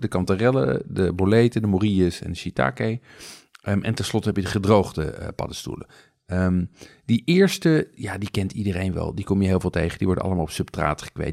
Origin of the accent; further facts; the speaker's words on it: Amsterdam, North Holland, Netherlands; als Amsterdammer